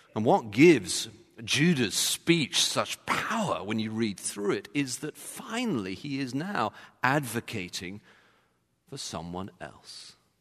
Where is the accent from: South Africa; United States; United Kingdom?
United Kingdom; England; as an Englishman